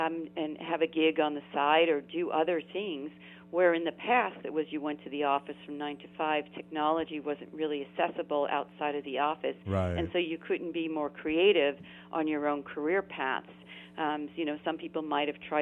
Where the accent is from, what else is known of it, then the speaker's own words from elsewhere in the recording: New York City, New York, United States; moved away as an adult; now in Silicon Valley, United States; I grew up in Queens and spent my school, there